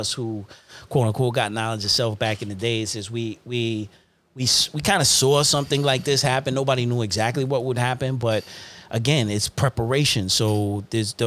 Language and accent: English; New York, United States; also born or lived in Uniondale / Hempstead; I'm from New York